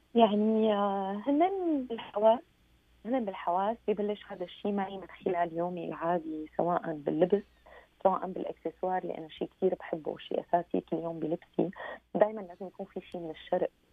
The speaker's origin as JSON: {"language": "Arabic", "country": "Syria", "moved": "yes", "lives_now": "Paris, France", "said": "اني سوريه"}